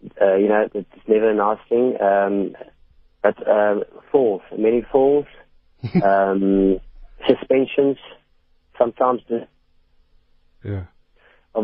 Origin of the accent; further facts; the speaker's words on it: Port Elizabeth, Eastern Cape, South Africa; moved away; I came from Port Elizabeth as well